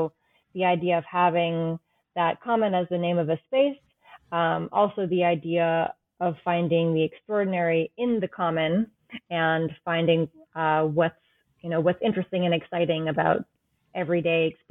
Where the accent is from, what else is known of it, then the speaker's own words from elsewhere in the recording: New England, United States; I grew up in New England